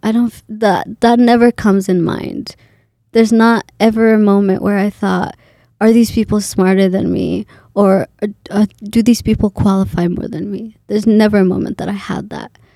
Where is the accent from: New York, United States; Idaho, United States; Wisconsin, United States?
Idaho, United States; Boise; moved away as an adult; also born or lived in Kenya; now in Minnesota, United States; for Idaho, even though it's my hometown, I'm from here